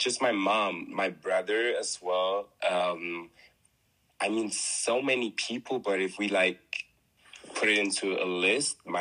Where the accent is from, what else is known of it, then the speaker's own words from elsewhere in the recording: Germany; I was born in Germany, born and raised in Germany. My parents are from Congo, so I'm Congolese.